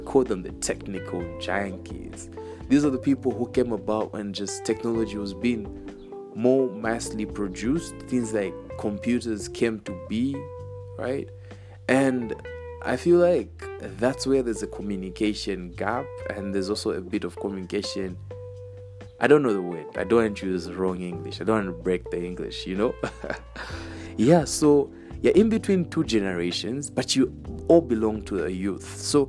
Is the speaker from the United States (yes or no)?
no; Chipata, Eastern Province, Zambia; guys, me, I'm from Chipata, you know, I never hear that.